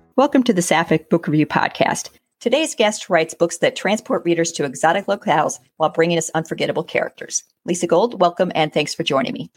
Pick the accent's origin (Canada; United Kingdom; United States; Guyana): United States; being an American